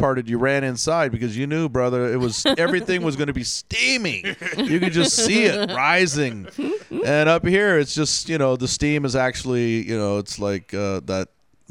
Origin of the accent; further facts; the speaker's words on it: Houston, Texas, United States; moved away; I grew up in Houston, which is very similar to Florida as far as you know the rainy season and everything.